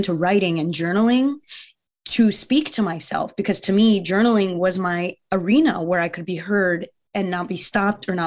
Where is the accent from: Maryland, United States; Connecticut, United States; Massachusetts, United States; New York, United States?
Connecticut, United States; Bethel; English is a second language; also born or lived in Brazil; I grew up in Bethel, Connecticut, which is a really small town